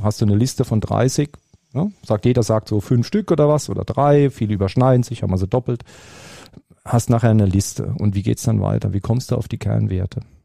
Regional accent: Baden-Württemberg, Germany; als Badner und als Schwabe

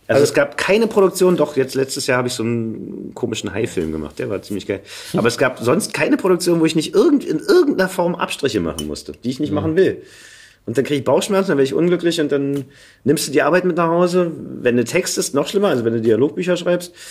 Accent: Berlin, Germany; accent: Berlin; weil Berlinern ist für mich auch so ein Gefühl von Heimat.

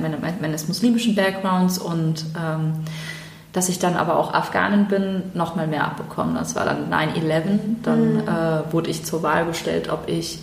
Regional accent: Germany; bin ja in Deutschland geboren und ähm, als ich dann in die Grundschule kam

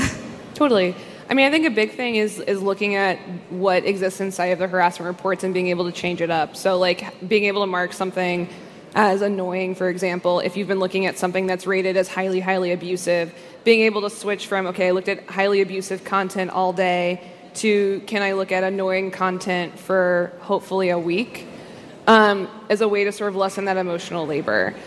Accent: United States; as an American

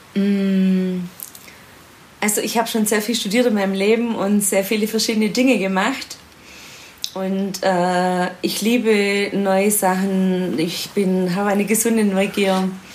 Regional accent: Swabia, Ostalb district near Stuttgart, Baden-Württemberg, Germany; moved away; Frauenbeauftragte im Sportkreis Ostalb, äh, also meiner alten Heimat im Schwäbischen in der Nähe von Stuttgart

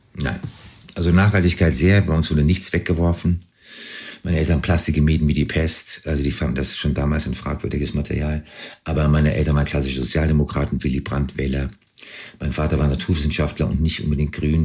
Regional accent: Pittsburgh, Pennsylvania, United States; moved away; also born or lived in Frankfurt, Germany; Ich bin in Frankfurt geboren, in Pittsburgh aufgewachsen

